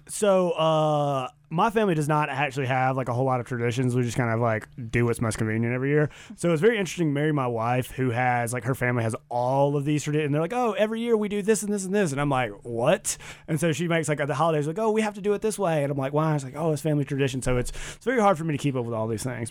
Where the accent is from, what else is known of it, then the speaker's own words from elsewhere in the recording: the South, United States; now in Boise, United States; I'm from the South